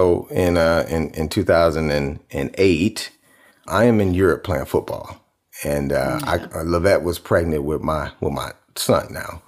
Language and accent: English; Cleveland, Ohio, United States; I'm from Cleveland.